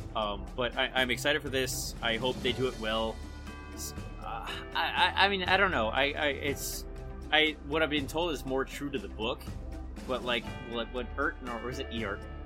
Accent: Chicago, Illinois, United States; I'm from Chicago

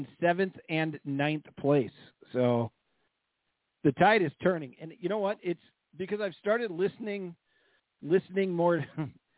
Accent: Rockford, Illinois, United States; we grew up near Rockford, Illinois

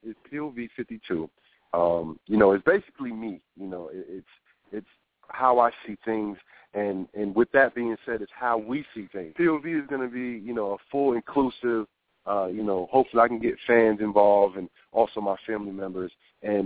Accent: New Brunswick, New Jersey, United States; moved away; also born or lived in Tampa, Florida; New Brunswick, New Jersey. It's my hometown when I went to high school.

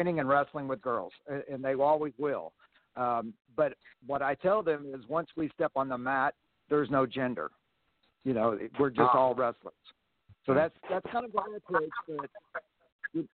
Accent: Arkansas, United States; I grew up in Arkansas

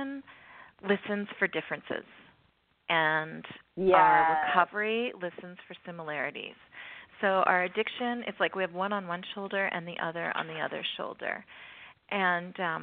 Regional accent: Canada; I'm a Canadian country girl here

